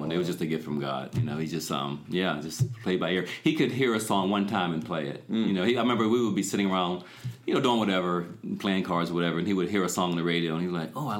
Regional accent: Pittsburgh, Pennsylvania, United States; also born or lived in Monessen, Pennsylvania; I grew up here on the south side of Pittsburgh primarily.

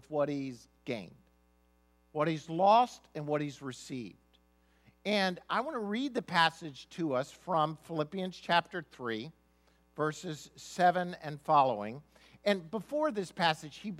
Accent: United States; being born in a Christian family, being an American

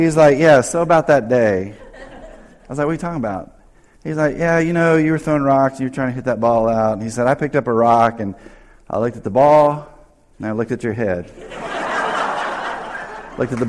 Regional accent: North Carolina, United States; moved away; I grew up in North Carolina

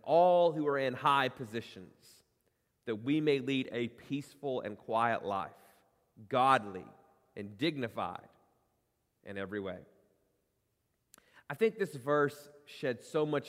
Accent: United States; in our DNA as Americans

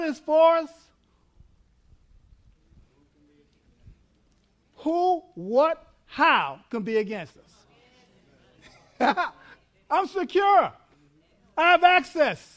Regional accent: New York, United States; moved away; also born or lived in Texas; I'm from New York. I learned how to say all in Texas

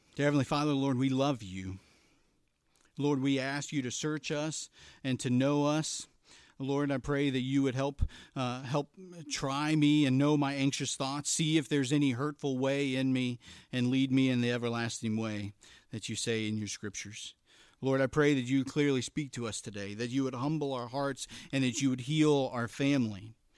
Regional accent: Elizabethtown, Kentucky, United States; I grew up in Elizabethtown, Kentucky, um, not to be confused with Elizabethtown, P A, right

